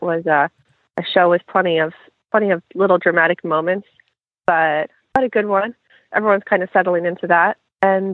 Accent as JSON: {"language": "English", "region": "California", "country": "United States", "tie": "born or raised there", "moved": "yes", "lives_now": "Florida, United States", "said": "I'm actually seeing my home state for the first time all year, which is California"}